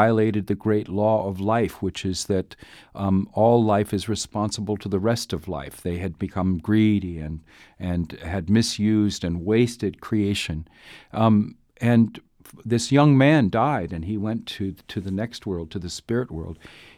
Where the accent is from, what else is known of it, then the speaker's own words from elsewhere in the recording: Duluth, Minnesota, United States; Well, I was born across the border in Minnesota. I grew up in mostly in Duluth, but all over the place.